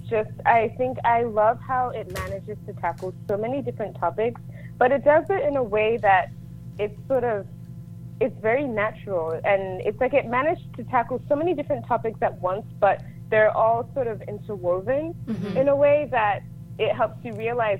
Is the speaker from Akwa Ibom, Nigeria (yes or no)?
no; Lagos, Nigeria; also born or lived in London, United Kingdom; now in United States; I was born in the UK. I'm from Nigeria. I grew up between London and Lagos. And then my mom won the green card lottery, and we moved to the States.